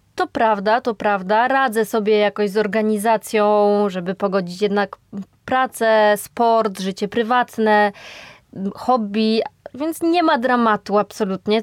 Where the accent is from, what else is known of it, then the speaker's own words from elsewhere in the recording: Podkarpacie, Subcarpathian Voivodeship, Poland; moved away as an adult; now in Warsaw, Poland; wyjechałam z rodzinnego Podkarpacia do Warszawy